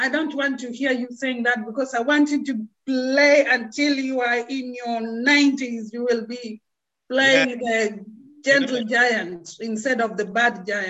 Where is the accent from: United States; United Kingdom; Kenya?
Kenya; moved away; I come from Kenya originally.